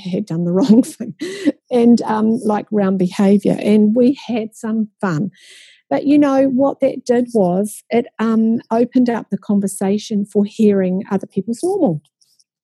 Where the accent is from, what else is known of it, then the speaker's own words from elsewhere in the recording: New Zealand; how many of you were born in New Zealand? And only two of us, including myself, were.